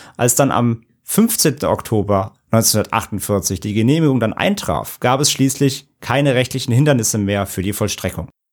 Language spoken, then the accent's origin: German; Bad Neuenahr-Ahrweiler, Rhineland-Palatinate, Germany; in meiner Heimatstadt